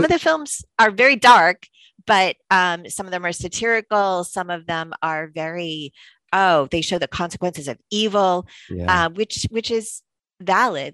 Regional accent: Massachusetts, United States; since I grew up in Massachusetts

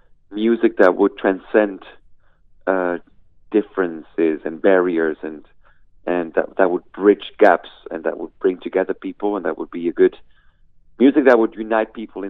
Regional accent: Peru; But me and my brothers, we grew up in Peru, South America.

